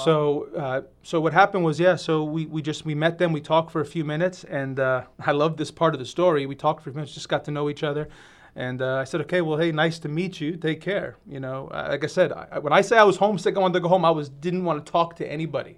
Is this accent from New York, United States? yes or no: yes; Westchester, New York, United States; moved away as an adult; now in Southern Oregon, United States; from Westchester, New York